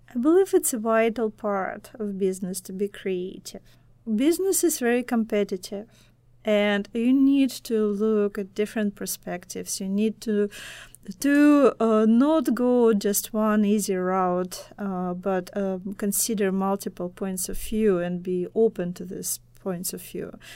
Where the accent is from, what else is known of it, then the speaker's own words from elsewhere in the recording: Belarus; first language Russian; English is a second language; now in United States; my, uh, home, uh, home country is Belarus, and my native language, Russian